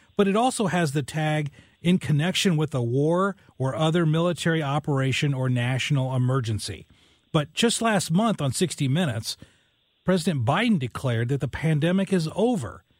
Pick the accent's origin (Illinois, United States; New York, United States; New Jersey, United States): Illinois, United States; West Frankfort; now in Saint Louis, United States; my hometown of West Frankfort, Illinois.